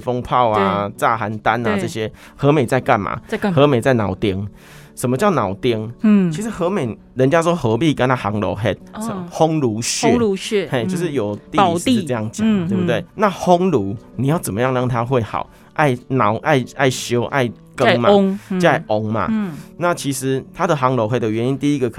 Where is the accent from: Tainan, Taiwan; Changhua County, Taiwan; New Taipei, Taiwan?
Changhua County, Taiwan; Hemei; moved away as an adult; now in Taichung, Taiwan; 来到沙鹿，然后接下来来到台中，嗯，做台中深耕那么久，嗯，可是，嗯，为什么会还是希望可以回头去看看我的故乡？